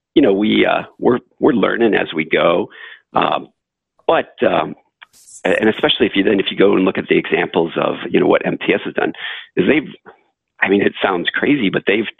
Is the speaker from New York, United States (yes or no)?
no; Flint, Michigan, United States; I grew up in Flint, Michigan